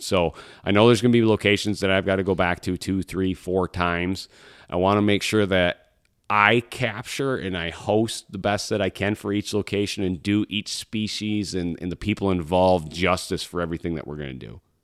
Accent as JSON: {"language": "English", "region": "Michigan", "country": "United States", "tie": "born or raised there", "said": "my home state of Michigan"}